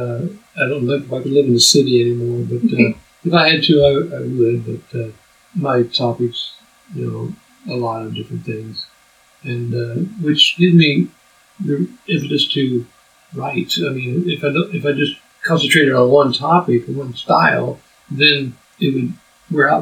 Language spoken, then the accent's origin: English; Topeka, Kansas, United States; I grew up in Topeka